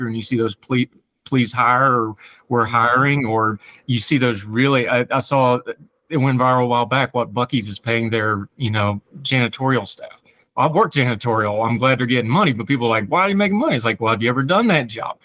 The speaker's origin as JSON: {"language": "English", "region": "Appalachia", "country": "United States", "accent": "hillbilly", "said": "my hillbilly accent."}